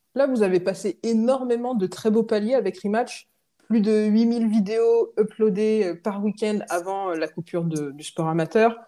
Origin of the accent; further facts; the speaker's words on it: Rennes, Brittany, France; j'ai grandi à Rennes